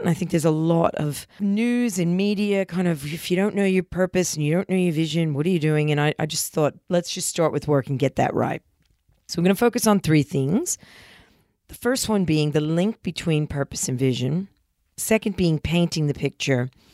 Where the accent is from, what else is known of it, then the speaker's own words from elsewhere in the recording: New Jersey, United States; moved away; when I was young and growing up in New Jersey